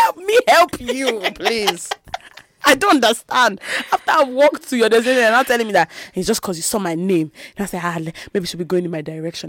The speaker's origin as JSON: {"language": "English", "country": "Nigeria", "said": "Because I'm Nigerian, I live in those ends."}